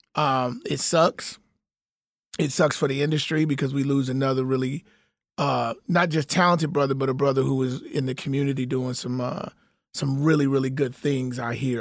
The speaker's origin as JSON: {"language": "English", "town": "Chicago", "region": "Illinois", "country": "United States", "tie": "born or raised there", "said": "my city, Chicago, shout out to my city, my hometown"}